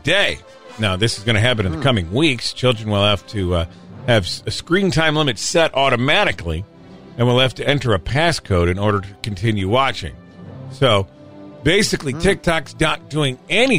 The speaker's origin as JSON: {"language": "English", "region": "Illinois", "country": "United States", "tie": "born or raised there", "said": "our home state of Illinois"}